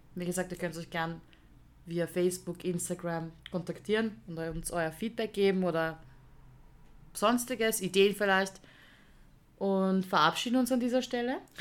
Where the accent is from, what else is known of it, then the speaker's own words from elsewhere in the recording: Vienna, Austria; ich bin eine echte Wienerin, ich bin eine Wienerin, also ich bin da geboren